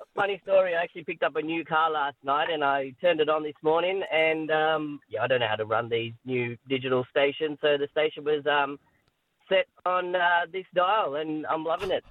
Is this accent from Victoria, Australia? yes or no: yes; Victoria, Australia; now in Redcliffe, Australia; I'm original uh, Victorian